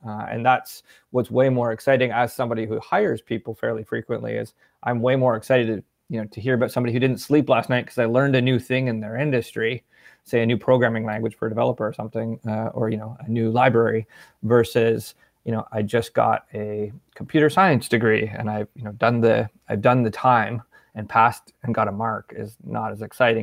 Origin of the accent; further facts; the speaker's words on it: Ontario, Canada; also born or lived in Peterborough, Ontario / Ottawa, Ontario; I grew up in Ontario, um, kinda split between Peterborough and Ottawa, Ontario